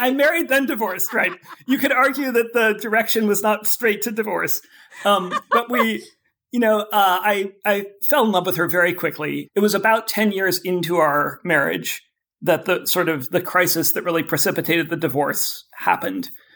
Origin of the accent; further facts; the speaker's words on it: Oakland, California, United States; I grew up in Oakland, California